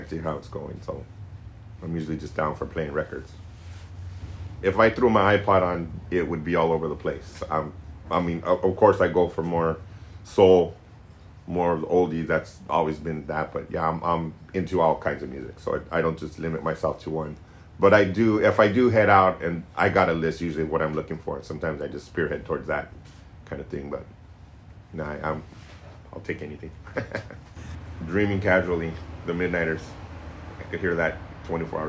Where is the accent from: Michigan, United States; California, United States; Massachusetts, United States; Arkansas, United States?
California, United States; Corona; moved away as an adult; now in San Francisco, United States; I'm originally from Corona, down in Southern California, but I've been up in San Francisco for about 30 years now